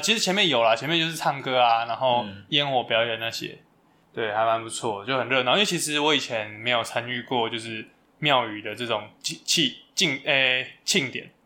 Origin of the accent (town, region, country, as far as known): northern Taiwan, Taiwan